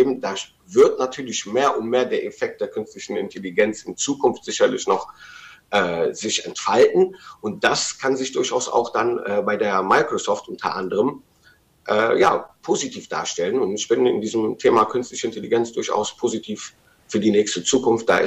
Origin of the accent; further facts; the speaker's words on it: Rhineland, Germany; als Rheinländer würde ich mich erstmal auf den Tribünen positionieren und den Rosenmontag genießen